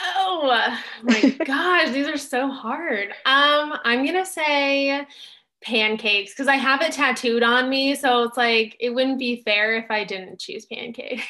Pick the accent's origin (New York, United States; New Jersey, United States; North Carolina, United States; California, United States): California, United States; Southern; I grew up in Southern California